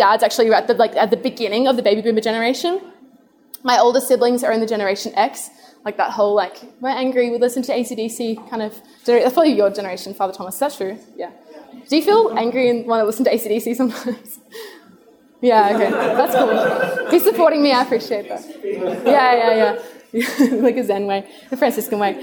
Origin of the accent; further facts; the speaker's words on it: Adelaide, South Australia, Australia; I grew up in Adelaide